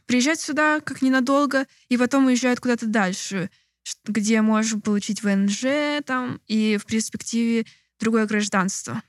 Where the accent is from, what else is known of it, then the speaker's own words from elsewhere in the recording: Moscow, Russia; moved away as an adult; also born or lived in Novosibirsk; now in Georgia; Я вообще из Москвы